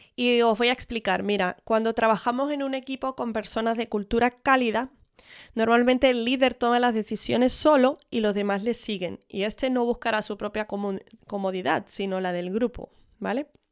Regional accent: Spain; Mis padres son de Estados Unidos, pero yo me crié en España

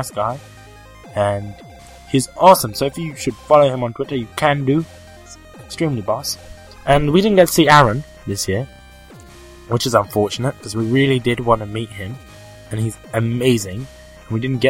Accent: United Kingdom; accent: British; my British accent

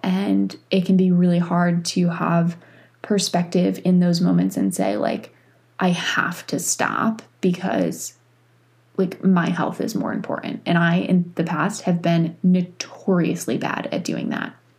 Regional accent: New York, United States; moved away as an adult; now in North Carolina, United States; I grew up in New York.

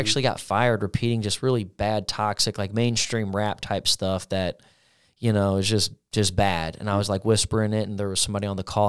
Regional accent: Granite City, Illinois, United States; also born or lived in Parkway; I was born in Granite, uh, lived in a pretty decent house, uh, on a street called Wanda

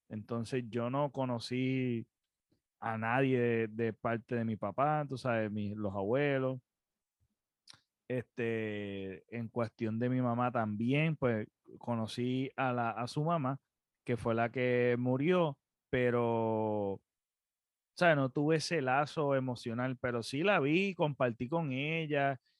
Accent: Puerto Rico; nosotros nacimos en Puerto Rico

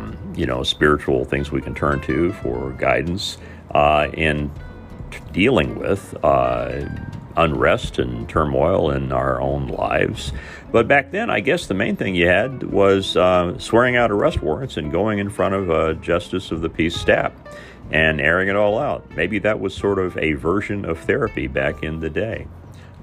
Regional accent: Mitchell, Indiana, United States; my hometown in Mitchell, Indiana

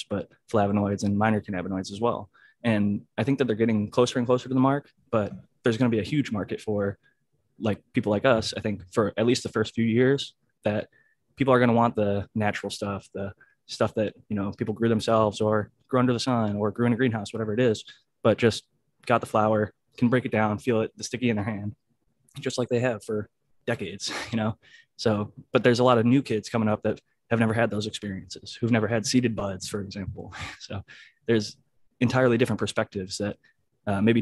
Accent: Midwest, United States; now in California, United States; I grew up in the Midwest

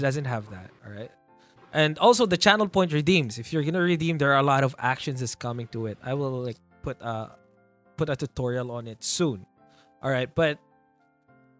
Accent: Ilocos Region, Philippines; I'm from Ilocos, the farthest from the north

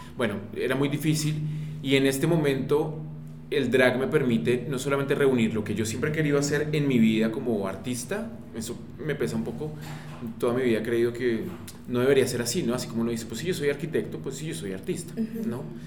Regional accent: Colombia; en nuestro país

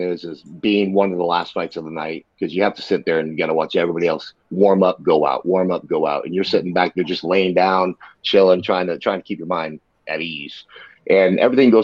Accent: Ohio, United States; we're both from Ohio

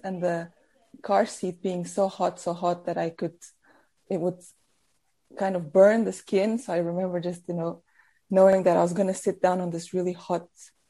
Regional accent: Portugal; born or raised there; also born or lived in South Africa; now in Norwich, United Kingdom

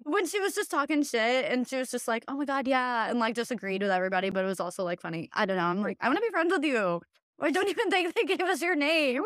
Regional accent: Hillsboro, Midwest, United States; moved away; also born or lived in the Twin Cities; growing up in Hillsboro

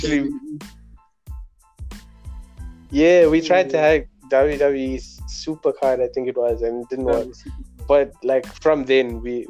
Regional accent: Phoenix, KwaZulu-Natal, South Africa; also born or lived in Durban; I am from Phoenix. It's lit, but yeah, I schooled in Durban, Chevek, from grade R to grade 3, and then I came this side

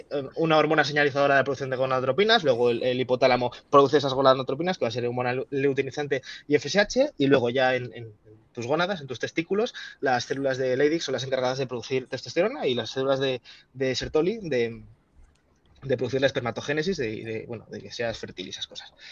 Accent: Spain; yo como farmacéutico español

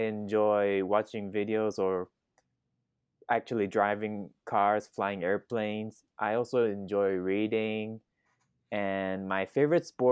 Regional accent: Thailand; English is a second language; moved away as an adult; now in Kearney, United States; my nationality is Japanese, but I was born and raised in Thailand

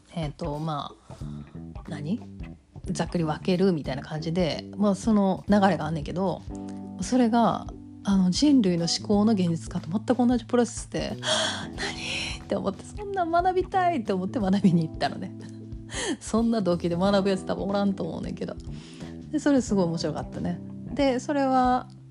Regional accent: Kansai, Japan; accent: Kansai dialect

